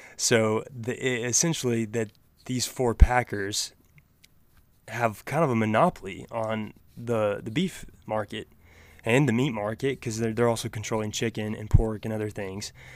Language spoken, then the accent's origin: English; Oklahoma, United States; down here in Oklahoma